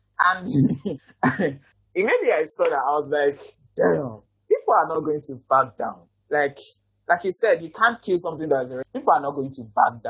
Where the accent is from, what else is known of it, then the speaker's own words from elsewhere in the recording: Nigeria; I'm so proud as a Nigerian